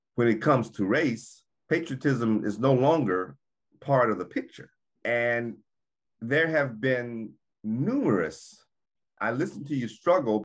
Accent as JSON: {"language": "English", "country": "United States", "said": "We had to prove that we were Americans."}